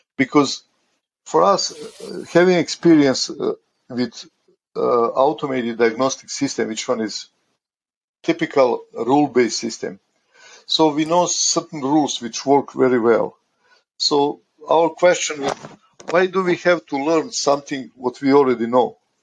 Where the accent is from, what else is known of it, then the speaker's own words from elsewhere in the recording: Croatia; also born or lived in United States; now in Canada; I'm originally from Croatia